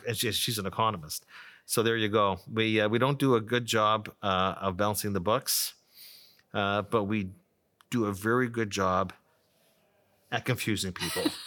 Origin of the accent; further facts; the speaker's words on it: Ottawa, Ontario, Canada; also born or lived in Toronto; I grew up in Ottawa, went to University of Toronto, uh, for five years, came back to Ottawa